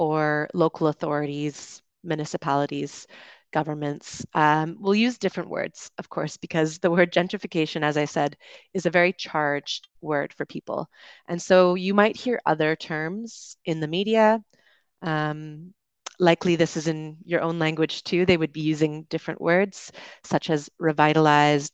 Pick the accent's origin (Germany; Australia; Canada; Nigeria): Canada; moved away as an adult; also born or lived in United Kingdom; now in Dominican Republic; I'm from Canada, lived in the UK, and I am currently streaming to you from the Dominican Republic.